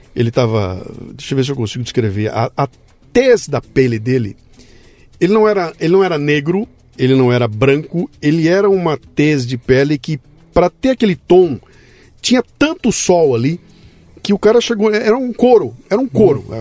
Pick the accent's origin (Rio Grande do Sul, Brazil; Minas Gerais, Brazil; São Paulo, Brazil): São Paulo, Brazil; Bauru; a trilha sonora minha, da minha infância, era o que tocava no rádio na época. Tinha, sou de Bauru